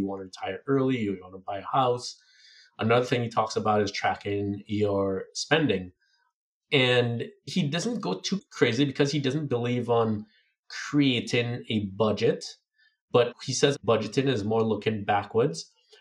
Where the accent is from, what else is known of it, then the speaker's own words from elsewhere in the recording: Trinidad & Tobago; moved away; growing up in Trinidad